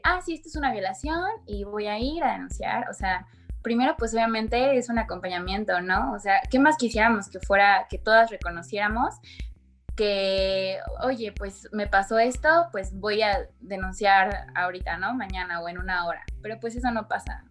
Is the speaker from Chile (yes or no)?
no; Querétaro, Mexico; yo soy de Querétaro